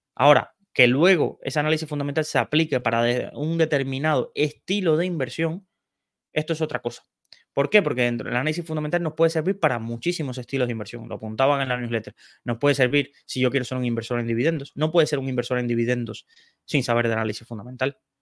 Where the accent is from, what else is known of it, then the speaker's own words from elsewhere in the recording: Cienfuegos, Cuba; also born or lived in Santa Clara, Cuba; yo nací en Cienfuegos, que es una ciudad de, Cuba, pero estudié en Santa Clara.